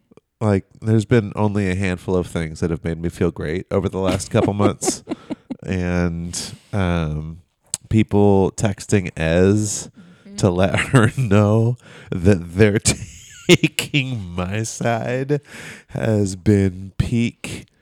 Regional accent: Irvine, California, United States; Born and raised in Irvine.

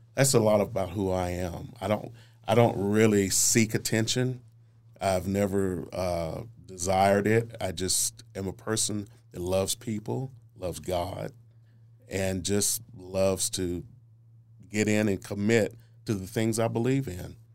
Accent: Oklahoma City, Oklahoma, United States; I'm from Northeast Oklahoma City, born and raised. Uh, I was born in North Creston Hills

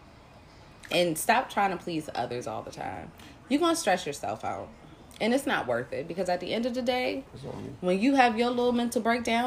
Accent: Virginia, United States; I'm from Virginia.

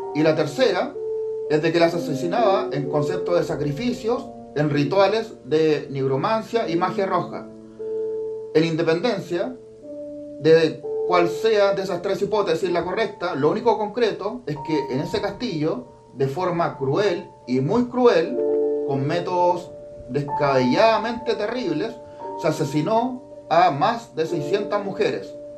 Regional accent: Chile; yo aquí en mi país, Chile

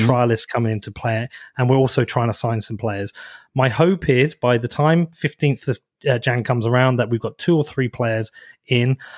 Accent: Bedford, East of England, United Kingdom; my hometown. Like, Bedford is a de-, deprived area

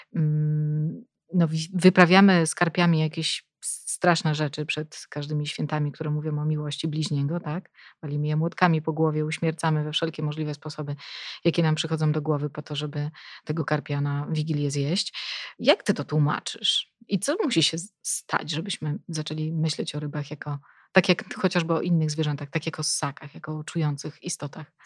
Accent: Police, West Pomeranian Voivodeship, Poland; pochodzę e, z Polic, e, czyli mieszkam praktycznie no, przy Zalewie Szczecińskim

